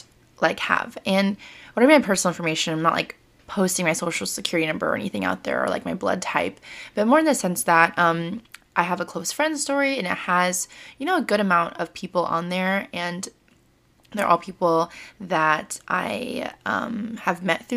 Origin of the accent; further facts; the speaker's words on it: United States; People know that I'm Vietnamese American